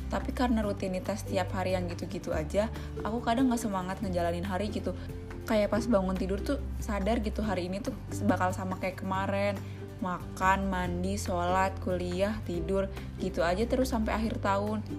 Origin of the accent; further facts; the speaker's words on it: Cirebon, West Java, Indonesia; Aku pulang ke Cirebon. Siapa yang nggak tahu kalau aku orang Cirebon?